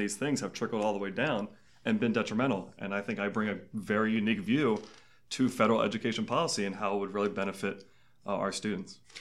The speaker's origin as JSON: {"language": "English", "region": "Maryland's 6th congressional district", "country": "United States", "tie": "born or raised there", "also_born_or_lived": "Clarksburg, Maryland", "said": "I am from District Six. I went to high school at Saint John's Prospect Hall when I was there"}